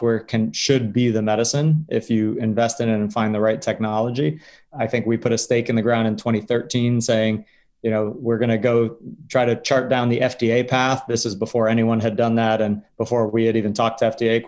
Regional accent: Connecticut, United States; I grew up in Connecticut, closer to you

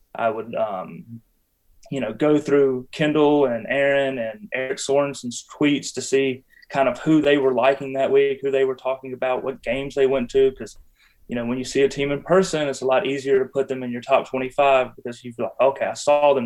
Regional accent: Butner, North Carolina, United States; moved away as an adult; now in Apex, United States; I grew up in Butner. I spent the majority of my life in Butner. Uh, I live in Apex now

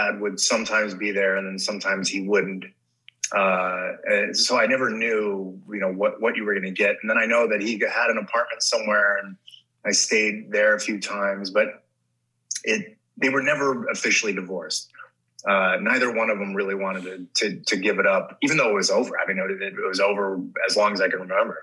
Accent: Los Angeles, California, United States; I grew up in the Valley. I grew up in Sun Valley

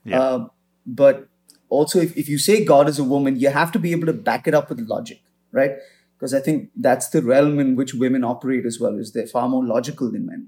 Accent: India; I think it's just, you know, because I grew up in India and then my parents were in Africa and I was in boarding school back in India.

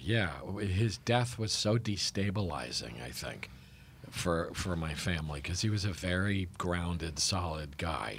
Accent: New Haven, Connecticut, United States; I was born and raised in New Haven, Connecticut.

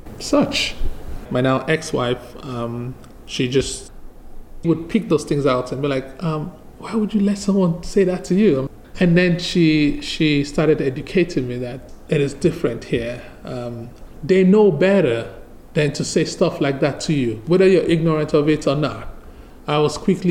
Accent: Nigeria; moved away as an adult; now in Charlottesville, United States; I moved here from Nigeria back in 2008.

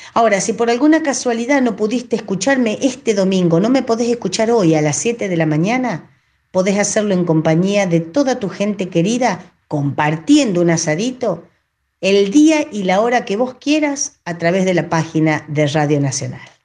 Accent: Cañuelas, Buenos Aires Province, Argentina

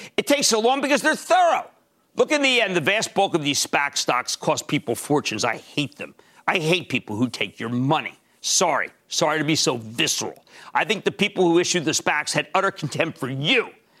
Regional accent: New Jersey, United States; in my home state of New Jersey

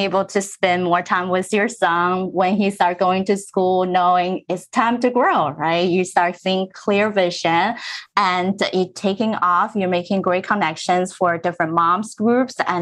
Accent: New Jersey, United States; also born or lived in Middlesex County, New Jersey; Growing up in Central Jersey, I was actually in Berkshire County when I was little, and then we moved to Middlesex County.

